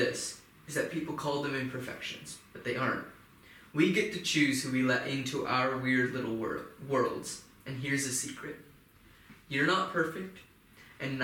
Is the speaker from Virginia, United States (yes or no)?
no; Louisville, Kentucky, United States; I grew up in Louisville, Kentucky